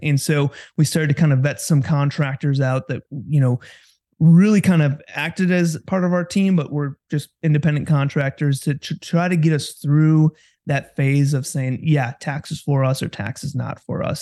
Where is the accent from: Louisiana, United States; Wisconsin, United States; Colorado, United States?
Wisconsin, United States; Kewaskum; also born or lived in Oshkosh, Wisconsin / Milwaukee, Wisconsin; Born and raised in Wisconsin, um, grew up in Kewaskum, which is just north of, in north of Milwaukee